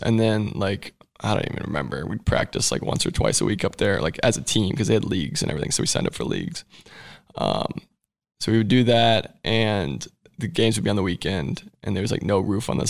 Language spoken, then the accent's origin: English; Columbus, Ohio, United States; born there; Well, I knew I was an Ohio State fan because I was born in Columbus.